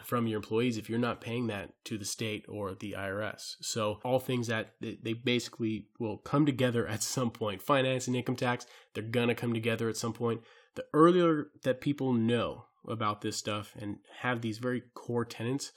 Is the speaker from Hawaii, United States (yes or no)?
yes; Hawaii, United States; I'm from Hawaii